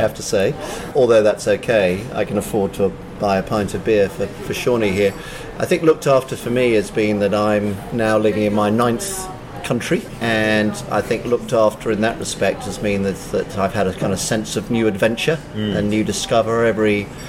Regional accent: London, United Kingdom; moved away; so I was born in London, based in a famous place called Wimbledon. from a Scottish father and a Swiss-French mother, which means that I'm half Scottish, quarter Swiss, quarter English

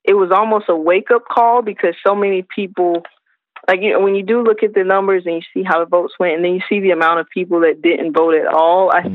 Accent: South Carolina, United States; I'm from South Carolina originally

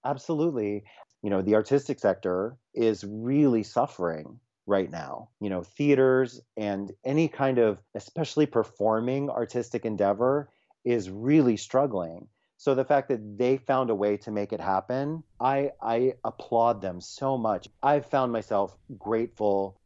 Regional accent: Florida, United States; also born or lived in New York City; now in West Coast, United States; a gay teenager growing up in Florida

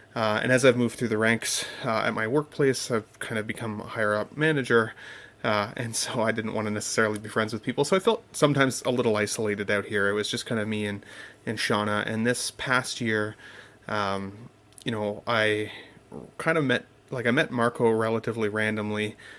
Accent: Canada; I'm also Canadian

